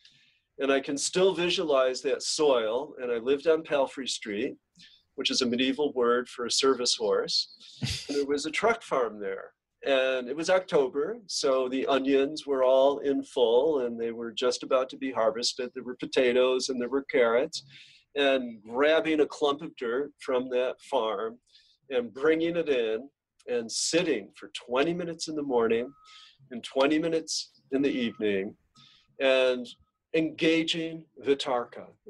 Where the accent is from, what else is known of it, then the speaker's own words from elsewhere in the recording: Genesee River Valley, near Lake Ontario, New York, United States; my hometown